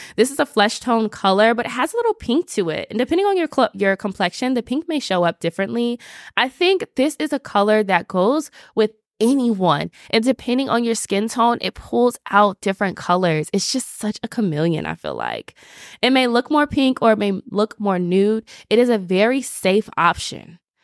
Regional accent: the South, United States; I'm from the South

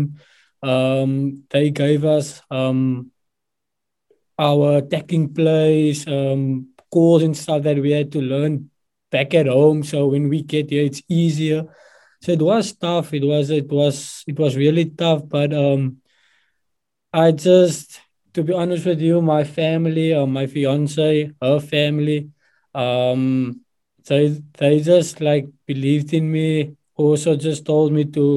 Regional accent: Somerset West area, Western Cape, South Africa; moved away as an adult; also born or lived in Free State; now in Atlanta, United States; I'm from Somerset West, but I'm actually from Solaris Pos. So it's like a small village outside Strand, Gardens Bay and Somerset West.

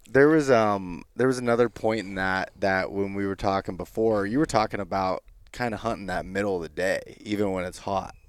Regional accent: Pennsylvania, United States; in my home state of Pennsylvania

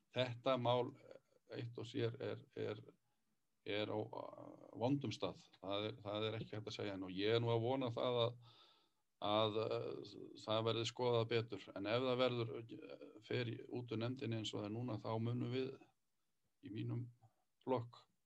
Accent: Borgarnes, Western Region, Iceland; á mínum heimaslóðum þátti heim í borganissi

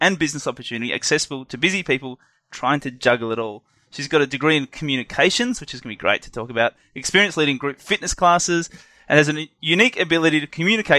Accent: Australia; accent: Aussie; my Aussie accent

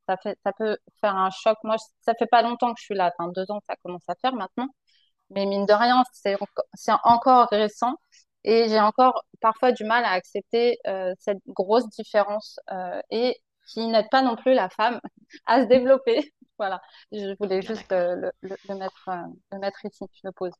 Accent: France; moved away as an adult

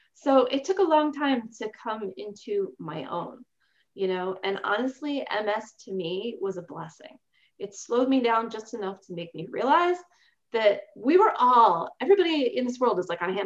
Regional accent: Baltimore, Maryland, United States; I was born in Baltimore, Maryland

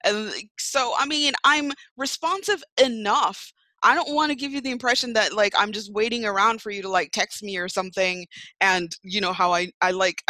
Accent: New York, United States; moved away; I was born there in Brooklyn

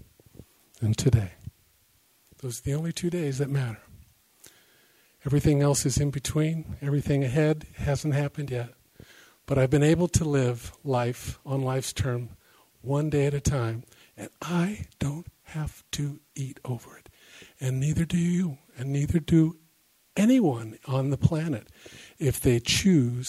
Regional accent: the Bay Area, California, United States; now in Discovery Bay, United States; I live in Discovery Bay. I come from the Bay Area

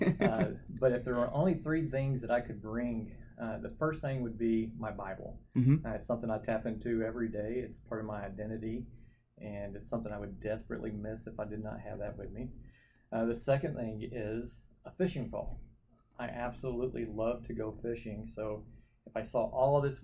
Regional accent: Saginaw, Texas, United States; moved away as an adult; also born or lived in Oklahoma / York, Nebraska; Grew up in Fort Worth, but really a town called Saginaw, Texas

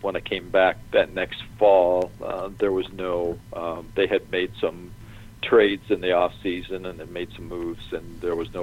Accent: Leamington, Ontario, Canada; also born or lived in Los Angeles; now in Atlanta, United States; my hometown in Canada. We can go to Leamington

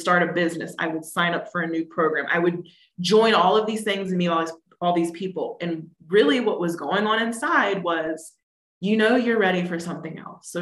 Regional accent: East Coast, United States; I grew up on the East Coast

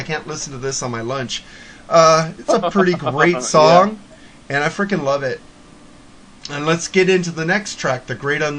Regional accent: United States; I'm an American.

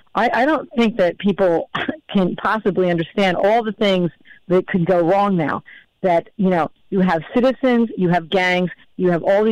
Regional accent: United States; as an American

